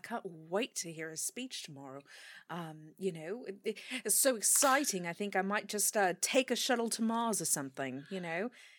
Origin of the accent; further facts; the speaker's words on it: United Kingdom; But I'm British and I open the door.